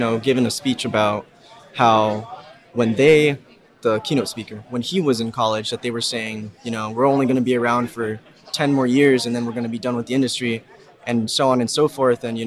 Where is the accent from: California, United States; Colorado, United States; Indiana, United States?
California, United States; Southern; I'm from Southern California.